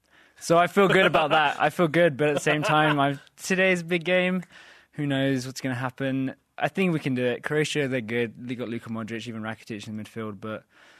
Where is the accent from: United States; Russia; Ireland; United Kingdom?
United Kingdom; England